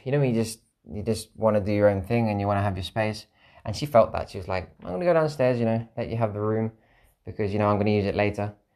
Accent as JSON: {"language": "English", "country": "United Kingdom", "said": "I'm a British citizen, I've got a passport"}